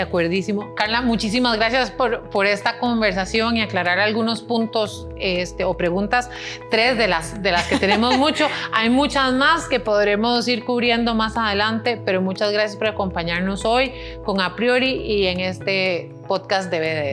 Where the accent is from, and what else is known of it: Costa Rica